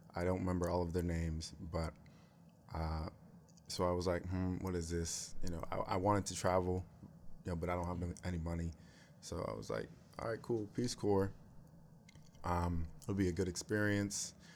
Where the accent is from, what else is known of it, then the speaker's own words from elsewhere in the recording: United States; also born or lived in Cameroon; I'm American